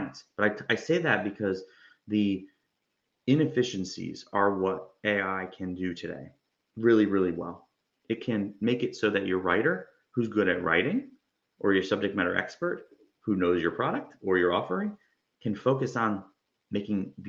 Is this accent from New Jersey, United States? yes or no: yes; New Jersey, United States; also born or lived in Georgia; now in Florida, United States; I'm from Jersey. I went through Georgia. Now I'm in Florida